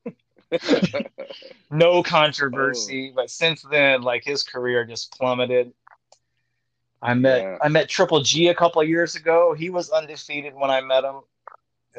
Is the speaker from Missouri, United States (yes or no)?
yes; Springfield, Missouri, United States; moved away; Springfield, Missouri, my hometown